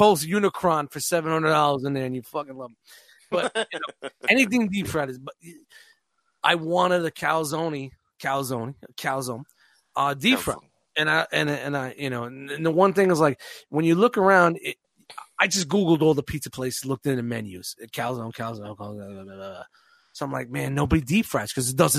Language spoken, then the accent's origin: English; New York City, New York, United States; now in Hackettstown, United States; I'm from Brooklyn